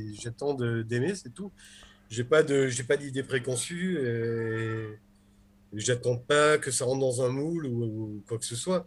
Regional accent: Nice, Provence-Alpes-Côte d'Azur, France; quand j'étais petit, que j'allais à la librairie Le Temps des Cerises à Nice

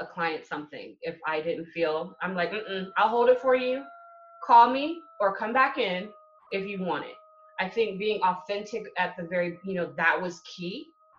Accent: California, United States; also born or lived in Hawaii / Japan / England; now in Atlanta, United States; I claim California. I was born there. I graduated high school from there and college. But I literally have grown up in Hawaii, Japan, England, and now I'm here in Atlanta.

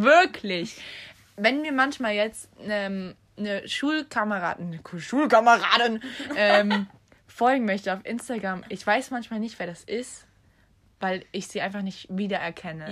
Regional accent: Germany; now in Ireland; bei uns in Deutschland

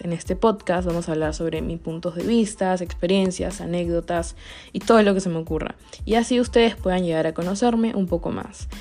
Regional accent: Peru; soy peruana

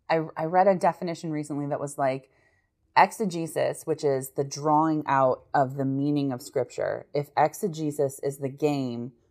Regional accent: United States; as an American

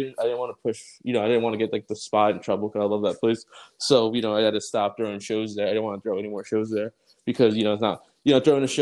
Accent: Long Island, New York, United States; being from like Long Island

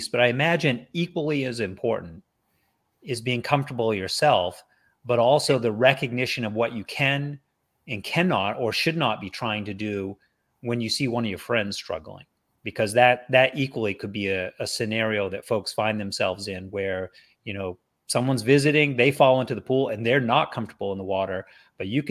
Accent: Maine, United States; now in South Florida, United States; I grew up in Maine

